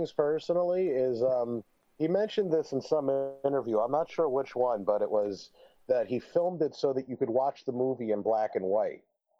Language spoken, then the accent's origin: English; New Jersey, United States; also born or lived in Las Vegas, Nevada; now in Arizona, United States; coming from Las Vegas, where I'm originally from, to I grew up in New Jersey, then we moved to Las Vegas.